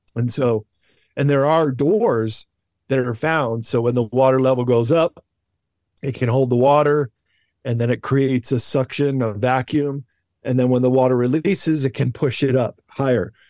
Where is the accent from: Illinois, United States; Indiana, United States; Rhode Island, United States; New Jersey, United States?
Illinois, United States; Chicago; Where I grew up in Chicago, they did the World's Fair